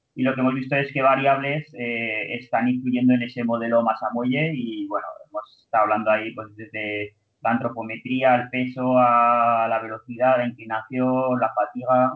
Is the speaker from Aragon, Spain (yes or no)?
yes; Zaragoza, Aragon, Spain; also born or lived in Barcelona; Yo soy de Zaragoza y hice primero fisioterapia aquí en la Universidad de Zaragoza